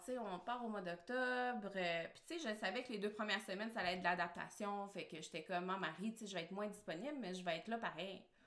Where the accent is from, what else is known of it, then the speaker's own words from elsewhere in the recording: Quebec, Canada; also born or lived in San Diego, United States; je suis née au Québec